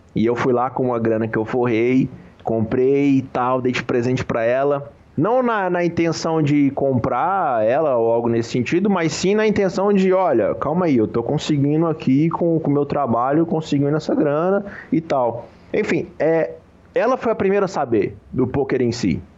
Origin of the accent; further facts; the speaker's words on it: Goiânia, Goiás, Brazil; Eu, eu sou, né, de Goiânia, Goiás